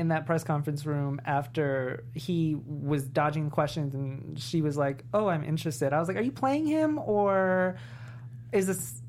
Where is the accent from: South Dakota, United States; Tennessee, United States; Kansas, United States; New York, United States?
New York, United States; Well, I'm from New York